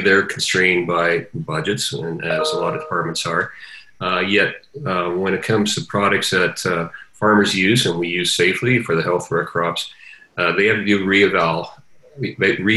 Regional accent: Canada; we as Canadian farmers are very proud

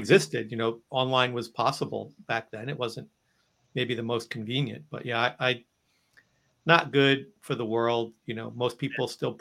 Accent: United States; I'm from New Jersey, New York. You know, we're eggs on bagels kind of people up here

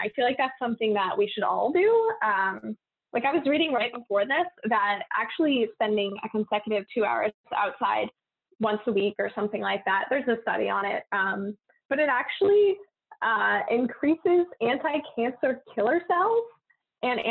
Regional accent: Maine, United States; moved away as an adult; now in San Diego, United States; grew up in Maine

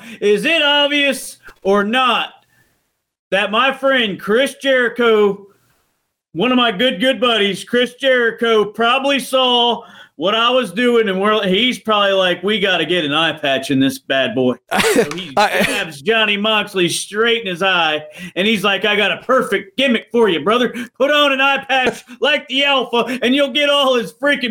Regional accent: Canada; I'm Canadian. He's Canadian.

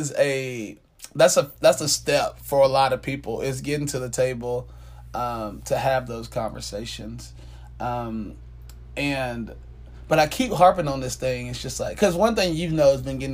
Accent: Atlanta, Georgia, United States; I grew up in South Atlanta

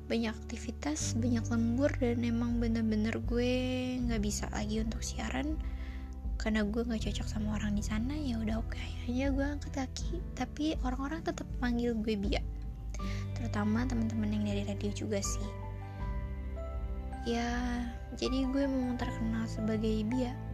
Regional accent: Purwakarta, West Java, Indonesia; born there; gue melamar diri ke sebuah radio yang ada di kota kelahiran gue Purwakarta dan di sana gue diterima

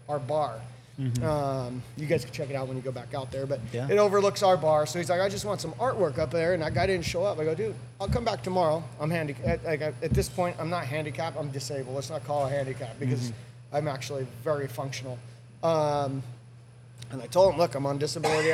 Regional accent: Spring Valley, California, United States; also born or lived in Pittsburgh, Pennsylvania; I grew up in Spring Valley

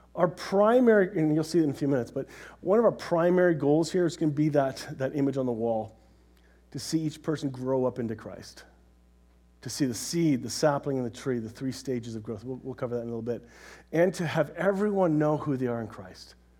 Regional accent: Canada; we're Canadian

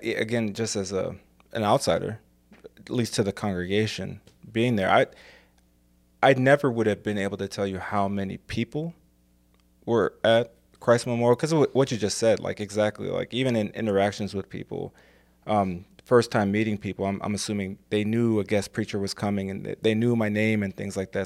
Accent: Ferguson, Missouri, United States; also born or lived in England; I grew up in Saint Louis. I grew up in Ferguson.

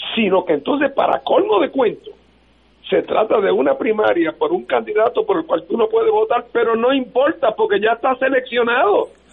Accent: Puerto Rico; éramos una posesión española y nos entregaron como lechón de apeso y ahora somos una posesión de los Estados Unidos

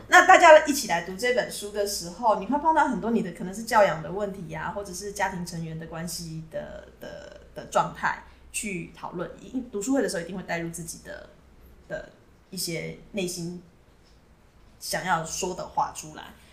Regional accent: Taiwan; 我从台湾来，那我自己有一个小小的图书馆，我在收藏各地的绘本

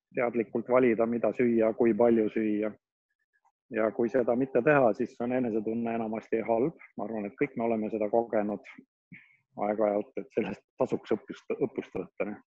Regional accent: Pärnu, Pärnu County, Estonia; ma olen pärnakas

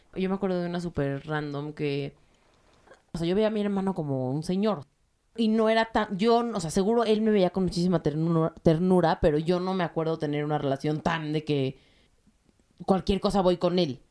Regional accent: Mexico; soy de México y soy judía

